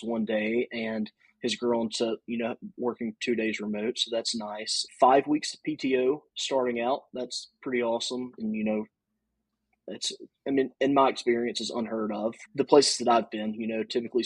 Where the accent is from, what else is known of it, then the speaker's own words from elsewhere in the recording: Louisiana, United States; I'm from Louisiana